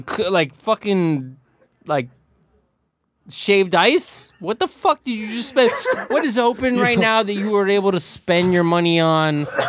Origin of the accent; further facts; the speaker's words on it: Miami, Florida, United States; I'm from Miami, Florida